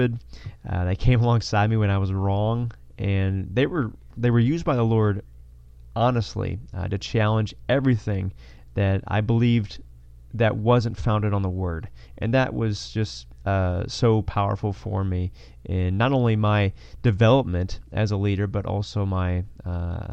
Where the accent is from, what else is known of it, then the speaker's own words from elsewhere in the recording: Missouri, United States; moved away as an adult; also born or lived in Fort Worth, Texas; We grew up in Missouri